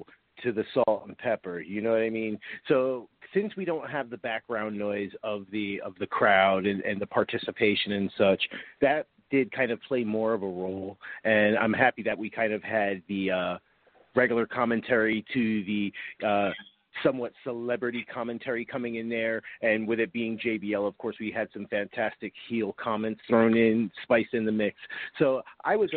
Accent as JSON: {"language": "English", "region": "New York", "country": "United States", "said": "I'm from New York"}